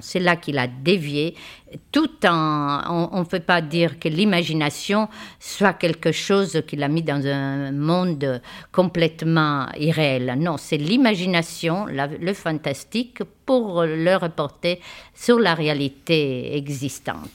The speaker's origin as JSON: {"language": "French", "country": "Italy", "moved": "yes", "lives_now": "France", "said": "je suis italienne"}